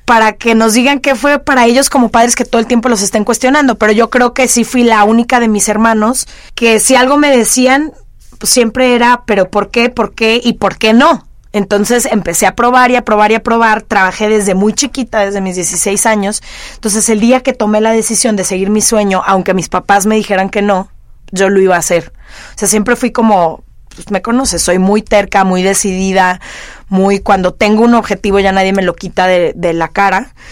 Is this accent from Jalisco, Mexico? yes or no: yes; Guadalajara, Jalisco, Mexico; nací y crecí en Guadalajara